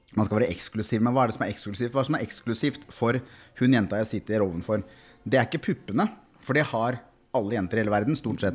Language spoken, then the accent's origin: Norwegian; Kongsberg, Buskerud, Norway; Jeg er fra Kongsberg